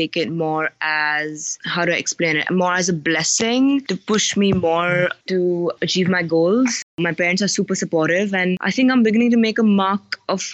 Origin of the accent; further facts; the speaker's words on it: Mumbai, Maharashtra, India; first language English; I am born and raised in Bombay, which is now called Mumbai.